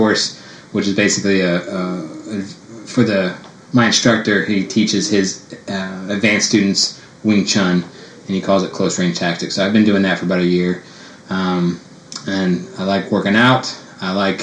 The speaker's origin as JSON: {"language": "English", "town": "San Antonio", "region": "Texas", "country": "United States", "tie": "born or raised there", "said": "I grew up here in San Antonio, went to high school here, went to college here, went to physical therapy school here"}